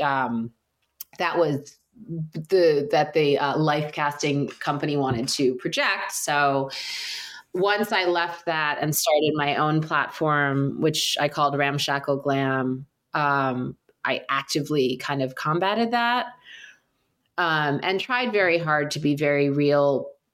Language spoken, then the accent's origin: English; New York City, New York, United States; moved away as an adult; now in Southern California, United States; I grew up in New York City